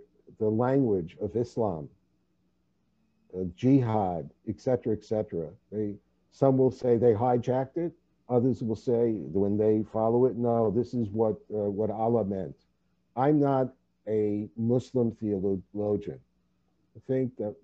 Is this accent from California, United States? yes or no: no; New York City, New York, United States; moved away as an adult; also born or lived in Vancouver, Canada; now in Los Angeles, United States; being born and bred in New York City